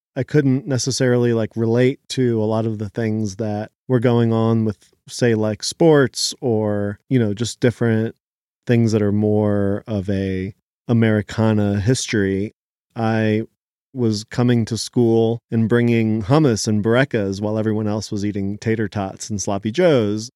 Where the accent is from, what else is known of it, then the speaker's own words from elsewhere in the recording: Philadelphia, Pennsylvania, United States; English is a second language; also born or lived in Israel; I immigrated to Philadelphia with my family when I was four years old, and we left Israel